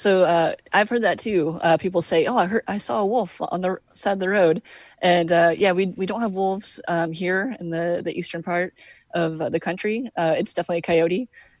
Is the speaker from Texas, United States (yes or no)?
yes; Texas, United States; I'm originally from Texas, and we had coyotes there, of course, but living in the city, I didn't realize that they were here.